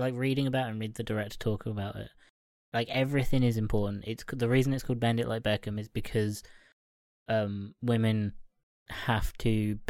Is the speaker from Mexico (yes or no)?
no; Ireland; And not just because I'm Irish.